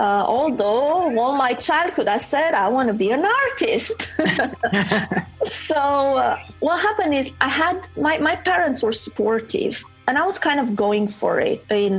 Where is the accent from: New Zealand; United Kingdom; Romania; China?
Romania; moved away as an adult; I'm from Romania, yeah. I was born there. Spent the first 27 years of my life there.